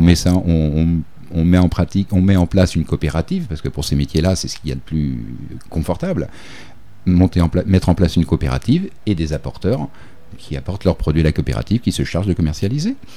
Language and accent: French; Clisson, Pays de la Loire, France; moved away as an adult; also born or lived in Île de Ré / Réunion; now in Pierrefonds, Réunion; je suis originaire de Clisson, une petite ville en dessous euh, Nantes